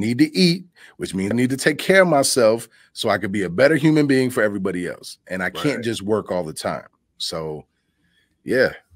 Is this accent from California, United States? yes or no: no; Chicago, Illinois, United States; moved away; also born or lived in Richland Center, Wisconsin / Madison, Wisconsin; I'm I'm from Chicago